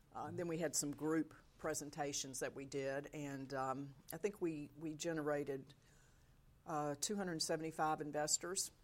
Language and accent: English; South Georgia, United States; also born or lived in Mississippi; grew up in South Georgia